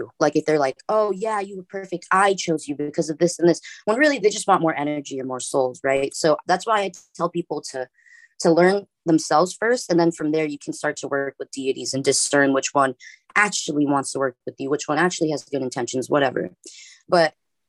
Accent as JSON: {"language": "English", "town": "Los Angeles", "region": "California", "country": "United States", "tie": "born or raised there", "said": "I live in Los Angeles. I was born in Hollywood"}